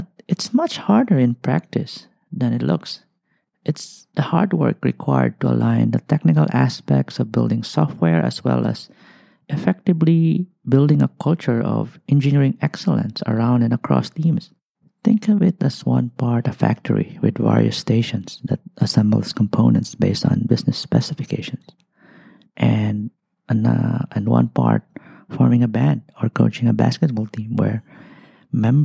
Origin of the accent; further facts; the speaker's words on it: Albay, Bicol Region, Philippines; moved away as an adult; also born or lived in Malaysia; now in Singapore; I'm from a country called the Philippines. I grew up in a place known as Albay